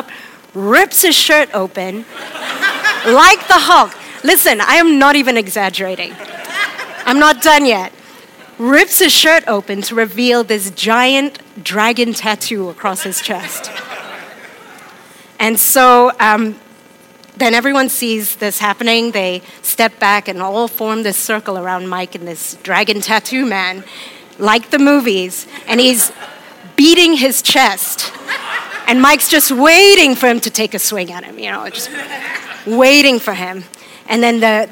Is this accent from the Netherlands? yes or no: no; Hong Kong; moved away; I'm from Hong Kong. I was born there and I grew up there.